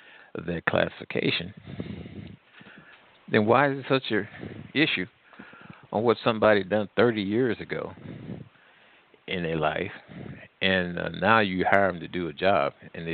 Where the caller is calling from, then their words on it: Missouri, United States; Midwest. Okay. Between Louisiana and Missouri.